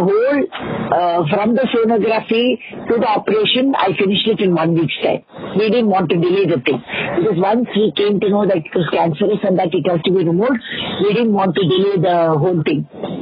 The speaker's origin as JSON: {"language": "English", "town": "Mumbai", "region": "Maharashtra", "country": "India", "tie": "born or raised there", "also_born_or_lived": "Andhra Pradesh", "said": "I was born in Andhra. I was brought to Mumbai when I was just about 4 months old"}